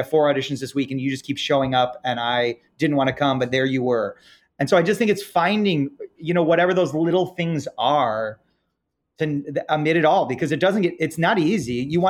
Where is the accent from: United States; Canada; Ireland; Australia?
Ireland; I'm Irish, so I'm an eternal optimist